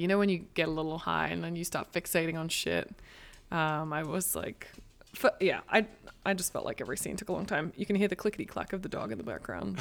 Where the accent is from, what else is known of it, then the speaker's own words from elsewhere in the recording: Australia; now in United States; I'm Australian. I speak English.